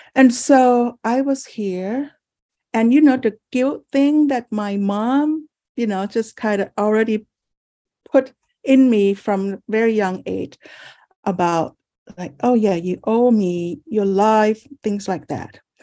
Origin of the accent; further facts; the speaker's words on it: Thailand; now in San Francisco, United States; I was born in Thailand, and I'm the first child of four children